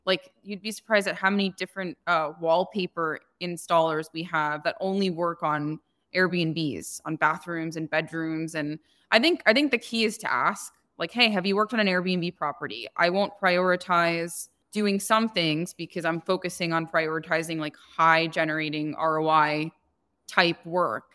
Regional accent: New Jersey, United States; moved away as an adult; also born or lived in Manhattan, New York / Cupertino, California; now in Scottsdale, United States; I was born and raised in New Jersey, and I lived between Jersey and Manhattan up until I was, like, twenty-two

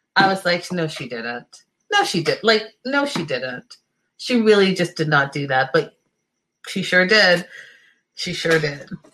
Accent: Canada; I can understand it and French because I'm Canadian

